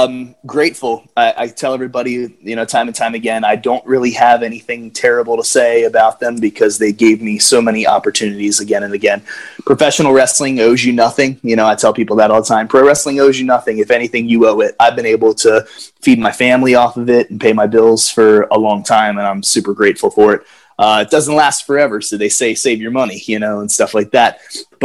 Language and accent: English; Baltimore, Maryland, United States; Baltimore in my hometown